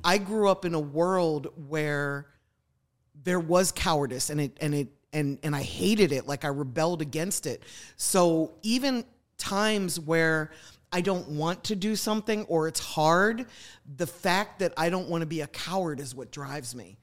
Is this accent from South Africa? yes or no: no; Philadelphia, Pennsylvania, United States; also born or lived in New York; now in Atlanta, United States; I grew up in the suburbs of Philadelphia.